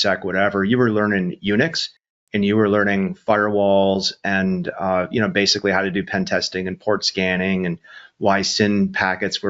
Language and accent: English; Syracuse, New York, United States; also born or lived in Rochester, New York; I was born in Rochester, grew up in Syracuse